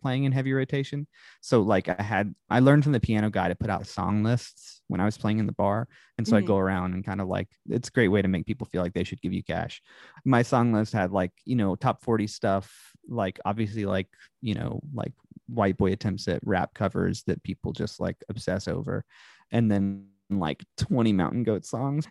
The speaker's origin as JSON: {"language": "English", "region": "upstate New York", "country": "United States", "tie": "born or raised there", "also_born_or_lived": "Charlotte, North Carolina", "moved": "as an adult", "lives_now": "Tennessee, United States", "said": "I went to high school and dabbled in college briefly in upstate New York."}